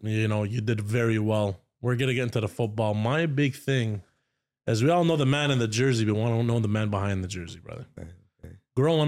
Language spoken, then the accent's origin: English; Ottawa, Ontario, Canada; I grew up here in the hood.